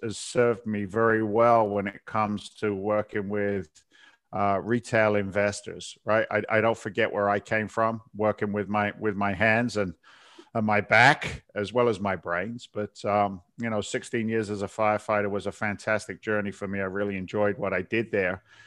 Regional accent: south coast of England, United Kingdom; moved away as an adult; also born or lived in London; now in United States; I was born in England. I, uh, uh, born in London. I, I grew up in the south coast of England and came over as a young guy in my twenties

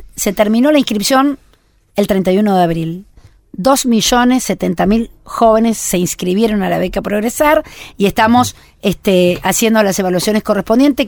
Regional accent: Argentina; somos argentinos

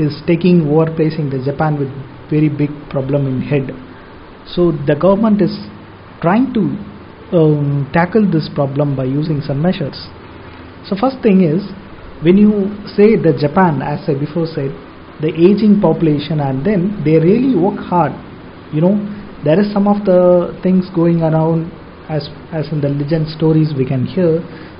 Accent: India; as an Indian

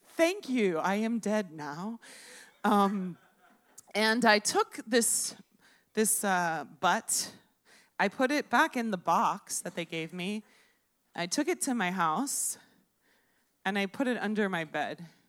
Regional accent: Miami, Florida, United States; I'm from Miami, I'm a native. And thank you. I was born in Baptist Hospital.

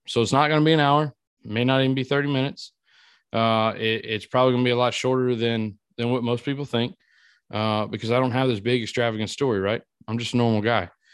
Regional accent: Iota, Louisiana, United States; moved away; my hometown in Iota, Louisiana

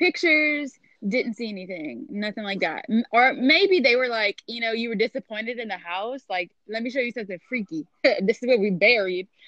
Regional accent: Louisiana, United States; we're both from Louisiana

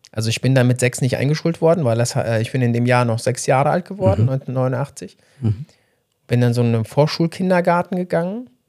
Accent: Orenburg Oblast, Russia; born there; Das war das Gebiet Orenburg

